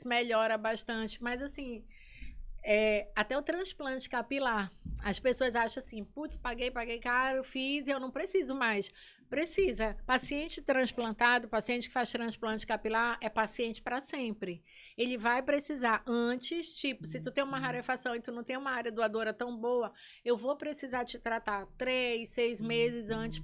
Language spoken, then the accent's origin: Portuguese; Belém, Pará, Brazil; moved away as an adult; also born or lived in Manaus; now in Maranhão, Brazil; Eu sou natural de Manaus, mas assim, me criei em Belém, né? Fui para Belém bem pequena ainda, me criei em Belém